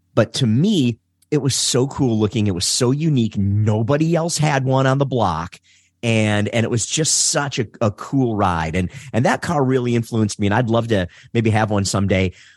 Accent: Detroit, Michigan, United States; I'm born and raised in Detroit. Uh, so I'm, uh, I'm a Detroiter.

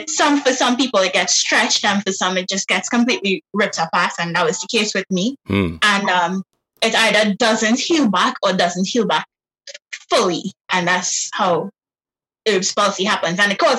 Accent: Trinidad, Trinidad & Tobago; I'm from Trinidad and Tobago, Trinidad specifically.

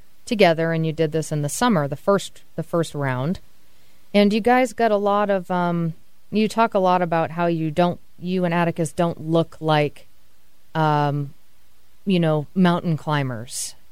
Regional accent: Massachusetts, United States; now in Seattle, United States; I'm from New England, and I grew up in Massachusetts

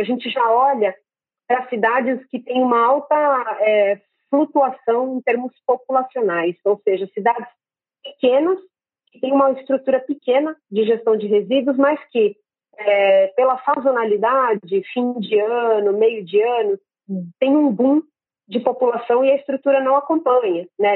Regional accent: Santos, São Paulo, Brazil; cidade onde eu nasci e vivo, é, mas Santos no litoral de São Paulo

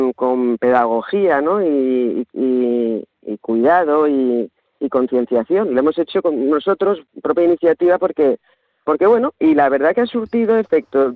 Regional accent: Madrid, Community of Madrid, Spain; now in Las Negras, Spain; Yo soy de Madrid, vine hace muchos años

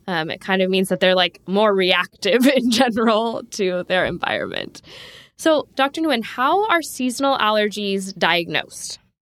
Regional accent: San Diego, California, United States; also born or lived in Davis, California; growing up in Southern California, in San Diego

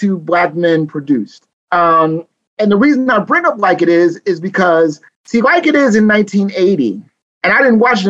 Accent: Newark, New Jersey, United States; I was raised in the New York metropolitan area, but specifically Newark, New Jersey.

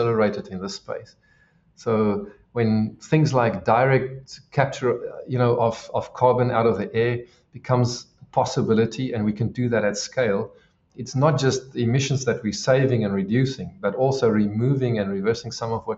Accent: South Africa; being South African

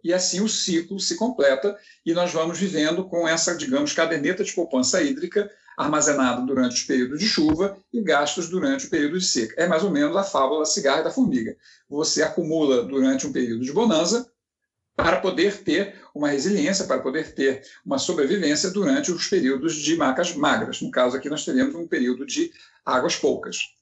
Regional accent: Rio de Janeiro, Brazil; moved away as an adult; now in Minas Gerais, Brazil; na verdade eu não sou mineiro, sou carioca, mas moro aqui já tem 20 anos

